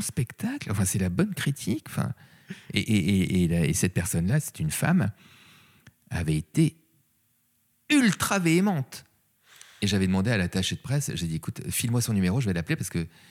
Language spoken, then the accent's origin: French; Paris, Île-de-France, France; je suis un vrai Parisien